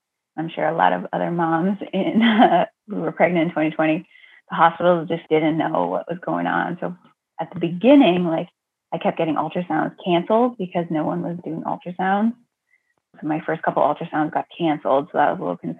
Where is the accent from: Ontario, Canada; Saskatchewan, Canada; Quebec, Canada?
Ontario, Canada; moved away as an adult; now in Massachusetts, United States; I'm originally from Ontario, Canada. So I'm a Canadian girl, but fell in love with an American, moved here